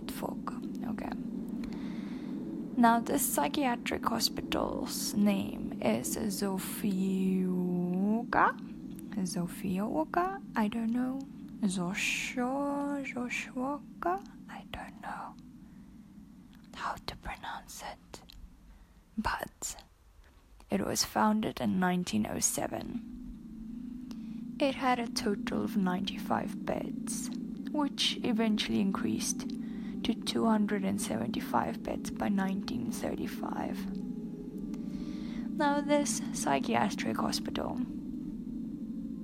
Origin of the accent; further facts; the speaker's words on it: South Africa; now in Poland; I'm from South Africa.